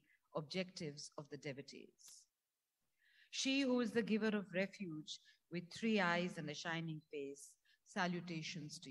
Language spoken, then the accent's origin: English; Uttarakhand, India; I come from a family of sharks. We are from Uttarakhand